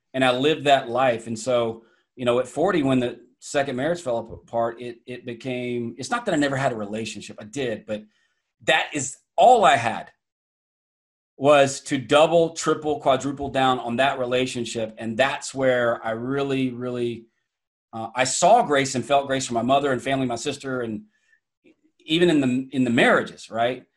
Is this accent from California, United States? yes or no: no; Atlanta, Georgia, United States; accent: Southern; also born or lived in Iowa / Connecticut; now in New Hampshire, United States; grew up in the deep South. I guess Atlanta, Georgia